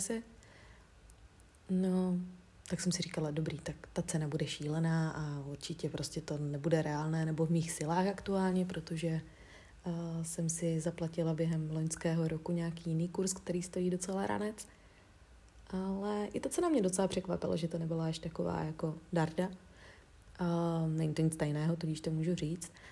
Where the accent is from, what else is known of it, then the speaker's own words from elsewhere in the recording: Czechia; jsem z České republiky